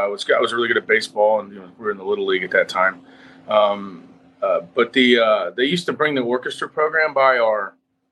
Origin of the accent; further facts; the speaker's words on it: Cincinnati, Ohio, United States; now in Nashville, United States; I'm born and raised in Cincinnati, Ohio